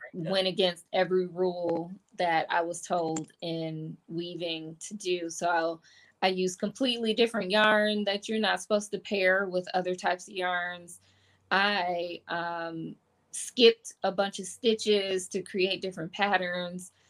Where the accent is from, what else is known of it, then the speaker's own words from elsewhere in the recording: Detroit, Michigan, United States; I grew up in Detroit. I grew up in the city.